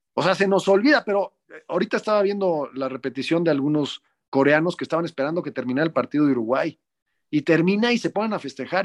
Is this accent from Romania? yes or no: no; Mexico; lo hicimos como mexicano